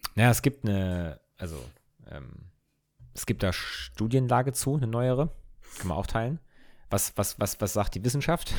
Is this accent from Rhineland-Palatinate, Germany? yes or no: yes; Ingelheim, Rhineland-Palatinate, Germany; wir kommen ja aus Ingelheim, was ja in der Nähe von Mainz ist